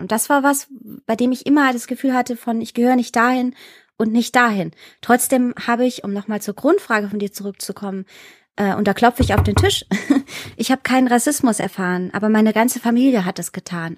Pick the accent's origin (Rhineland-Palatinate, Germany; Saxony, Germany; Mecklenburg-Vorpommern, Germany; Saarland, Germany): Saarland, Germany; also born or lived in Iran; Ich habe ähm, meine Kindheit im Saarland verbring, verbr verbringen dürfen, verbracht